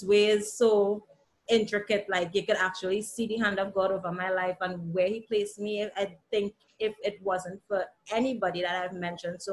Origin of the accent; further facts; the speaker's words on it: Trinidad & Tobago; also born or lived in Antigua; now in Antigua and Barbuda; coming from Trinidad and Tobago, well, presently Antigua, but I'm originally from Trinidad and Tobago.